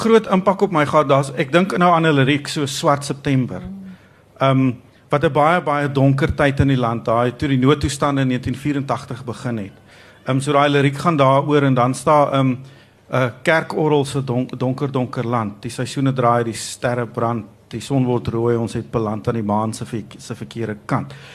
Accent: South Africa

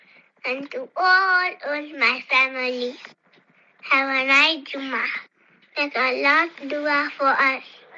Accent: Chipata, Eastern Province, Zambia; I'm 6 years old. I am from Kipata, Zambia.

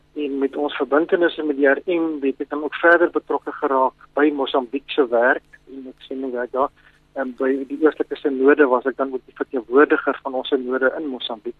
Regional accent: Pretoria, Gauteng, South Africa; moved away as an adult; also born or lived in Bloemfontein / Sabie / Skukuza; ek is in Bloemfontein gebore in 1955 en toe het ons van daar verhuis na Pretoria toe waar ons nou maar ah, die res van my lewe gebly het totdat ek nou begin werk het. Ek het ja. daar skool gegaan

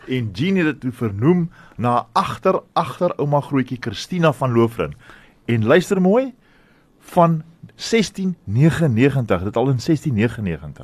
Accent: Stellenbosch, Western Cape, South Africa; ek het nou in Stellenbosch groot geword

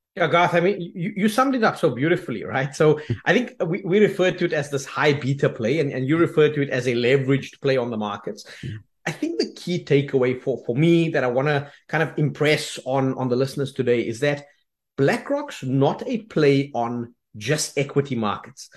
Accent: South Africa; moved away as an adult; we are South African

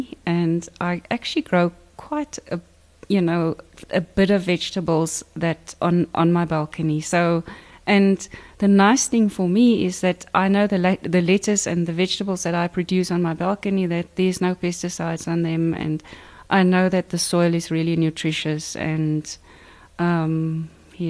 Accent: Bonnievale, Western Cape, South Africa; I grew up in Bonnievale and my father was a farmer

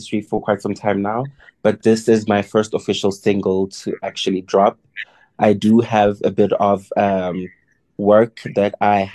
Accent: KwaZulu-Natal, South Africa; now in Johannesburg, South Africa; born and bred in KZN, but I am currently based in Johannesburg

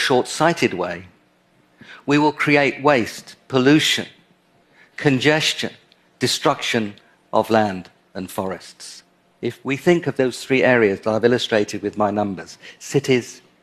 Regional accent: London, United Kingdom; my hometown, London.

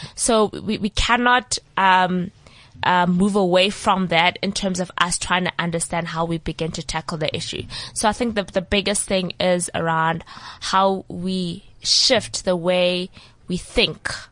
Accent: South Africa; I'm from South Africa

